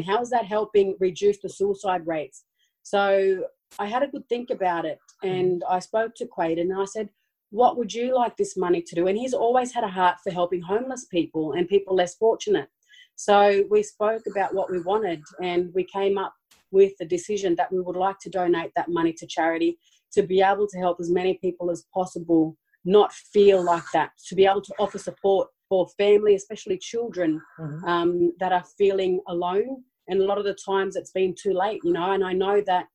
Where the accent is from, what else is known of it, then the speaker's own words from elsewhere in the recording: Sydney, New South Wales, Australia; also born or lived in Brisbane; we grew up in Redfern, which is an Aboriginal community here in Sydney